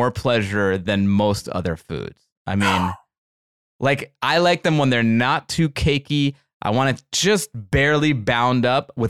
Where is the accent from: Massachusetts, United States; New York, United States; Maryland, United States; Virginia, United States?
Maryland, United States; Baltimore; I grew up I in Baltimore, Maryland.